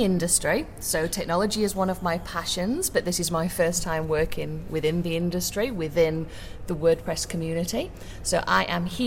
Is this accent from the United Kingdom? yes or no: yes; Sheffield, Yorkshire and the Humber, United Kingdom; I am from Sheffield in England